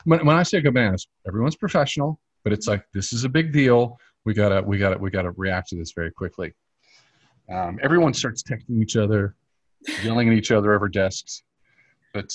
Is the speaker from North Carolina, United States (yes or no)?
yes; Charlotte, North Carolina, United States; I grew up in Charlotte.